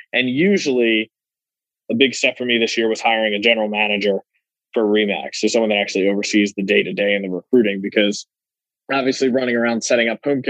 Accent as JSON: {"language": "English", "town": "Philadelphia", "region": "Pennsylvania", "country": "United States", "tie": "born or raised there", "said": "I am from Philadelphia my entire life, born and raised"}